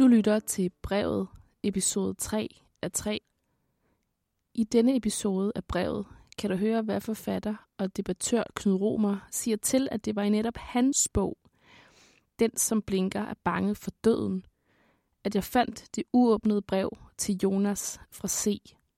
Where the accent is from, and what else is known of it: Svendborg, Southern Denmark, Denmark; born or raised there